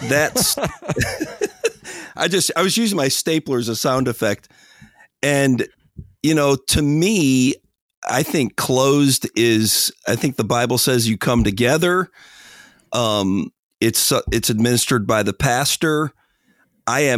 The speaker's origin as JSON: {"language": "English", "town": "Detroit", "region": "Michigan", "country": "United States", "tie": "born or raised there", "said": "I grew up saying amen, and I grew up in Detroit"}